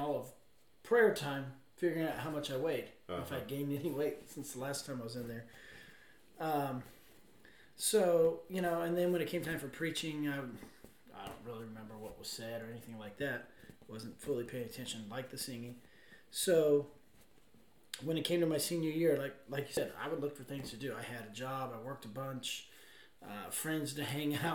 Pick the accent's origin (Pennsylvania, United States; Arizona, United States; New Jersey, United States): Arizona, United States; I grew up in Arizona.